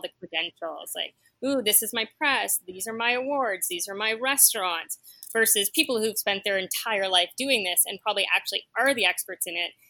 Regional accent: Ottawa, Ontario, Canada; also born or lived in Toronto, Canada; now in New York, United States; So I grew up in Ottawa and Toronto in the 70s and 80s.

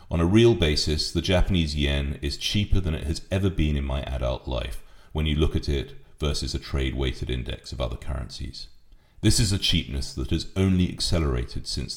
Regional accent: United Kingdom

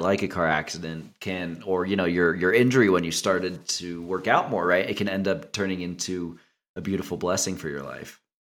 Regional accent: Cincinnati, Ohio, United States; moved away; I'm from Cincinnati originally.

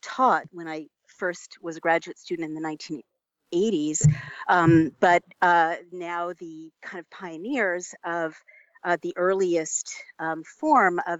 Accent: United States; as an American

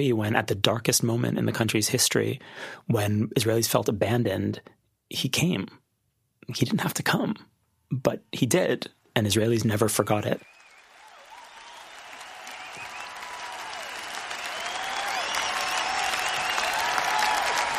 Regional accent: Canada; I'm Canadian. And if you're a Canadian kid, particularly a Jewish Canadian kid

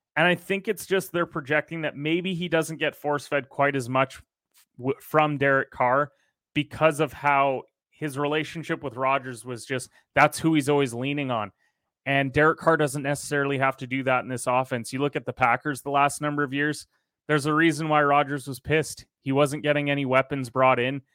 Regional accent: Canada; I am a Canadian

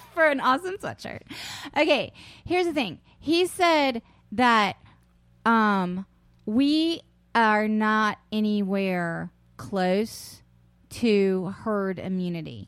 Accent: South Carolina, United States; also born or lived in Charleston, West Virginia; I grew up in South Carolina

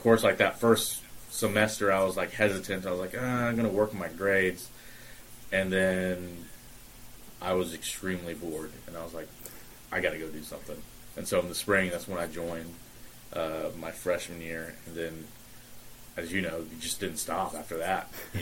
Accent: Fort Worth, Texas, United States; I'm from Fort Worth, Texas. I got wrangled into playing rugby my junior year in high school

